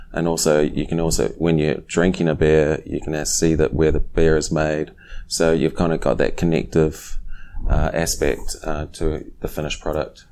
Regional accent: New Zealand; now in Silver Spring, United States; growing up in New Zealand, I started brewing at a young age

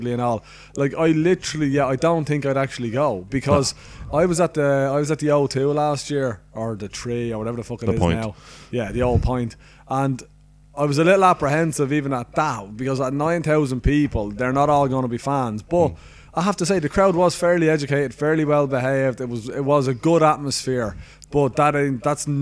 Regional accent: Ireland; I'm Irish. I'm fucking, this is my country. This is my fucking hometown.

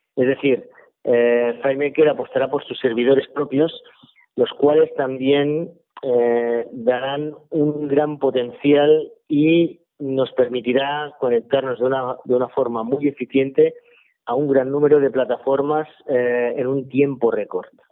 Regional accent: Sabadell, Catalonia, Spain; yo soy de Sabadell

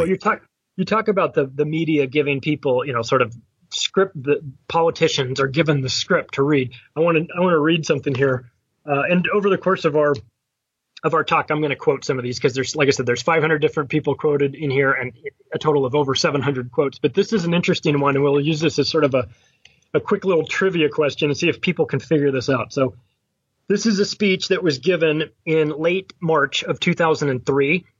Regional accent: United States; I am an American

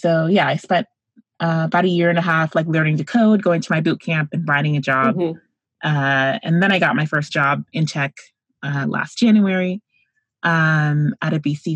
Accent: Central Florida, United States; also born or lived in Spain / Saudi Arabia; I'm a Floridian, born and raised in Central Florida

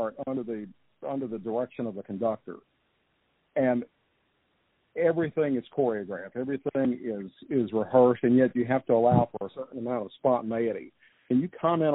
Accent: Baton Rouge, Louisiana, United States; I grew up in Baton Rouge

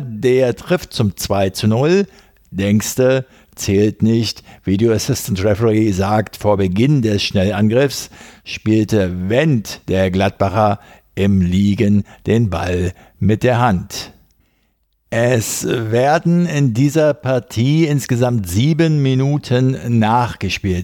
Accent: Berlin, Germany; als Berliner

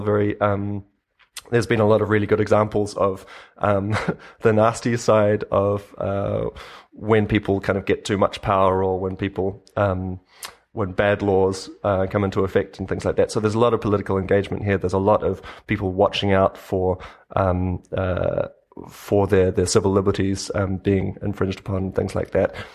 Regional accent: New Zealand; moved away as an adult; now in Berlin, Germany; I grew up in New Zealand myself

